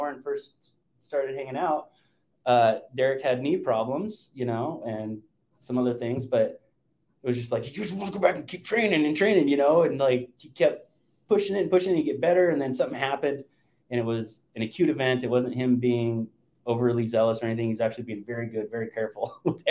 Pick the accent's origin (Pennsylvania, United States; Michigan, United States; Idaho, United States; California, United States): Idaho, United States; Lewiston; also born or lived in Spokane, Washington; I grew up in Lewiston and I lived in Spokane for years.